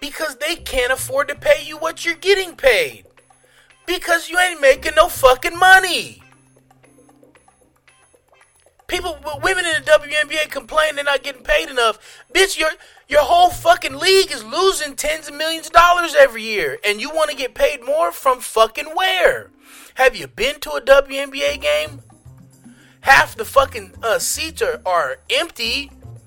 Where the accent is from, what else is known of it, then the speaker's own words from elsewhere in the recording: United States; I'm American